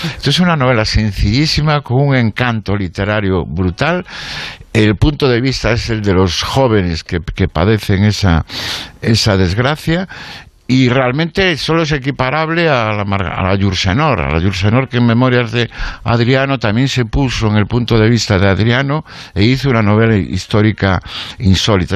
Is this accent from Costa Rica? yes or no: no; Galicia, Spain; los gallegos tenemos una maldición que nos vincula